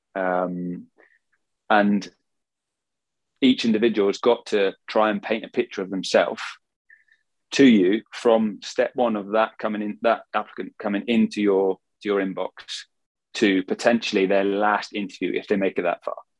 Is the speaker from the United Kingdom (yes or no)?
yes; England, United Kingdom; I'm English, I can speak Swedish